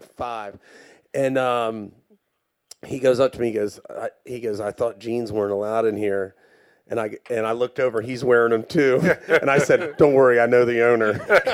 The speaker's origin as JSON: {"language": "English", "region": "the South", "country": "United States", "tie": "born or raised there", "said": "No, when I was growing up in the South, and I'm sure a lot of y'all can agree, you were either a lawyer, a doctor, or a banker."}